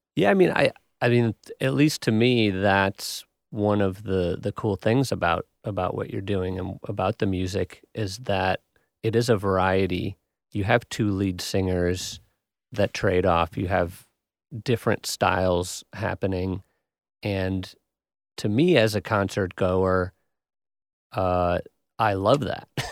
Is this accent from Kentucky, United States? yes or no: no; Wisconsin, United States; I'm from Wisconsin